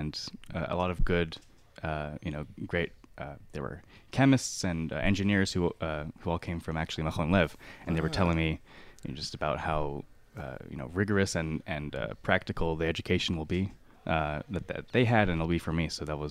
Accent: Houston, Texas, United States

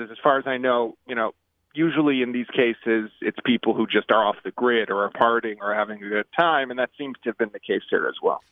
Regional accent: Chicago, Illinois, United States; now in Israel; I grew up in Chicago before moving to Israel

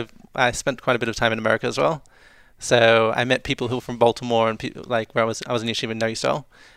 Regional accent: Melbourne, Victoria, Australia; now in Ofakim, Israel; I'm from Melbourne.

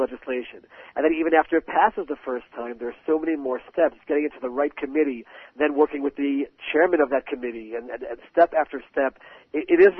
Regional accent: Maryland, United States; now in Israel; I grew up in Maryland as a Baltimore Orioles fan

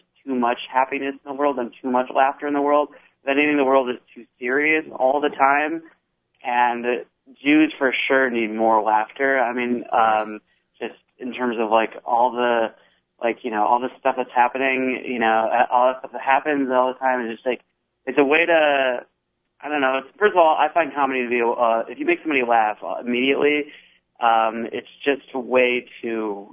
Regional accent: Chicago, Illinois, United States; I'm from Chicago, which is west of Pennsylvania

